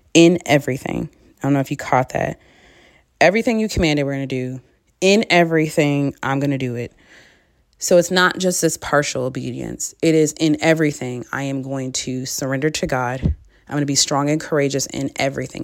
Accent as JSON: {"language": "English", "region": "Michigan", "country": "United States", "moved": "as an adult", "lives_now": "Dallas, United States", "said": "I'm from Michigan, so we have basements"}